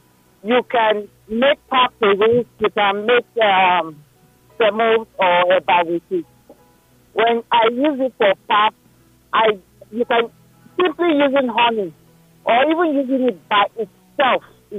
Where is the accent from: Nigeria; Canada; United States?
Nigeria; Northern Nigeria; now in Lekki, Nigeria; I grew up in the north